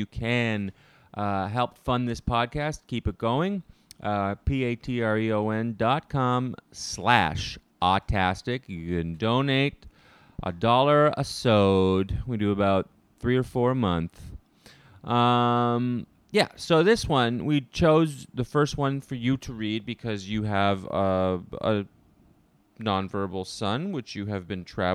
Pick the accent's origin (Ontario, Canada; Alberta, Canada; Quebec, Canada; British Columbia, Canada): Ontario, Canada; Ottawa; Ottawa Hospital Research Institute in Canada. That's my hometown